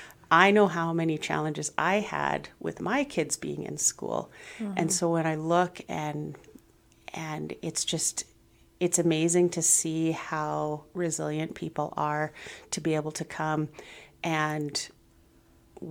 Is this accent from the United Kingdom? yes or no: no; Vancouver, British Columbia, Canada; also born or lived in Saskatchewan; now in Brooks, Canada; No, I was born in Vancouver, and I lived there for a number of years, and then moved up to northern BC, and then moved to Saskatchewan, and then moved to Brooks.